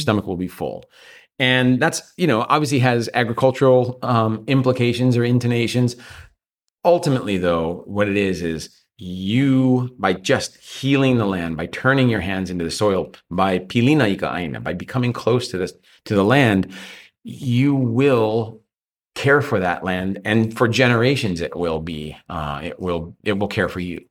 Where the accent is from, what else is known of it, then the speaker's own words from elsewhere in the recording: Maui, Hawaii, United States; also born or lived in Australia; the culture I grew up